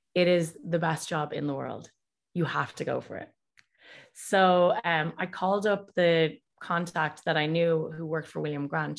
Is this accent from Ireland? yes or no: yes; Dublin, Leinster, Ireland; moved away as an adult; also born or lived in Boston / New Jersey; now in California, United States; I was raised in Dublin and went to school there, went to university there